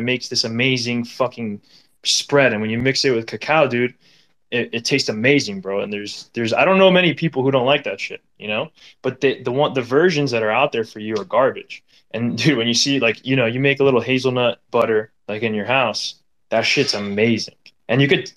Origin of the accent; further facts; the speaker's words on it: Miami, Florida, United States; growing up in Miami